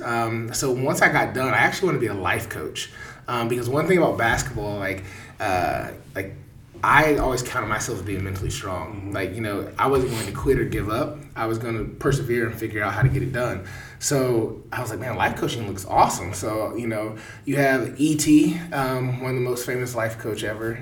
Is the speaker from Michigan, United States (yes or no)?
no; Kansas City, Missouri, United States; born and raised in Kansas City.